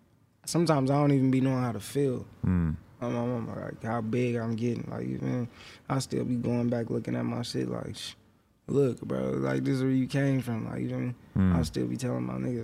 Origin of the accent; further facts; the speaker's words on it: Stockton, California, United States; also born or lived in Oakland, California; Just Stockton, Oakland, that's where I was raised at, back and forth